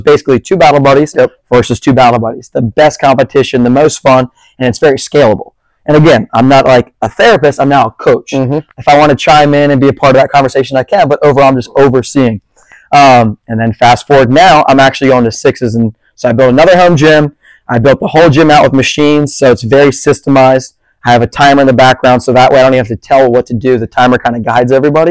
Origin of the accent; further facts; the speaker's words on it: Bethany Beach, Delaware, United States; now in Charleston, United States; I grew up in Bethany Beach, Delaware